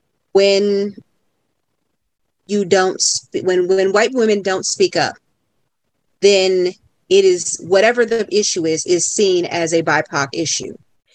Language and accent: English; Detroit, Michigan, United States; I'm from Detroit.